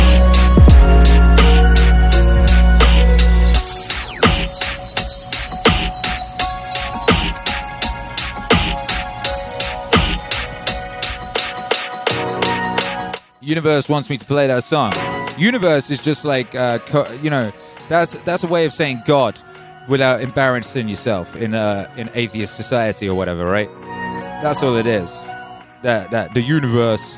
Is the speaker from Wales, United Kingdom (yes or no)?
yes; Wales, United Kingdom; first language English; also born or lived in England; I was born in England. We moved to Wales when I was a little boy